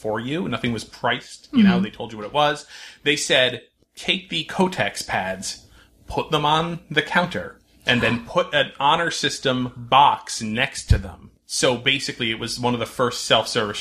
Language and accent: English; North Branford, Connecticut, United States; my hometown of North Brantford, Connecticut